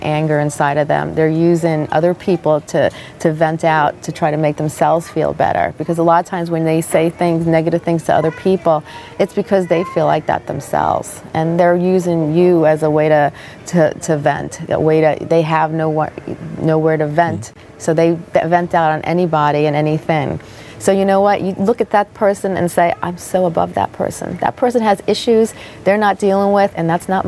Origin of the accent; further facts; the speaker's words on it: Freehold, New Jersey, United States; this has been my hometown for many, many years. And, you know, I grew up in this area.